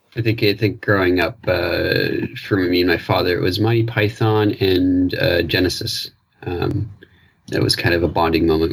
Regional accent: Newfoundland and Labrador, Canada; I'm, I'm from Newfoundland

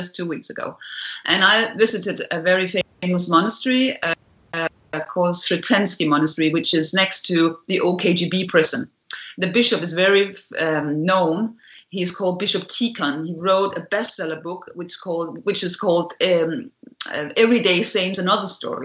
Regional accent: Denmark; we grew up in the Cold War, and so did I here in Scandinavia

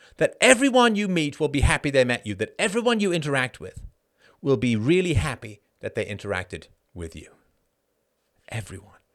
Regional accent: Ireland; I'm Irish

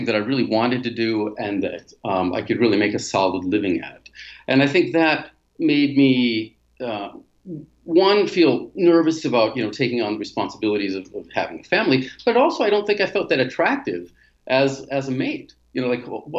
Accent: United States; moved away as an adult; also born or lived in Europe / Asia; now in Latin America; I was born in the States

